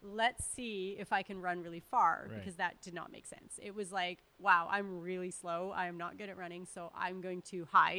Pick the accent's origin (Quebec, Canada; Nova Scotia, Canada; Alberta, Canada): Alberta, Canada; Northern; I'm from Northern Alberta